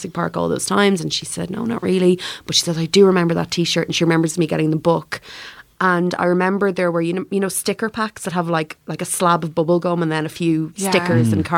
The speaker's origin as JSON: {"language": "English", "country": "Ireland", "said": "I'm Irish"}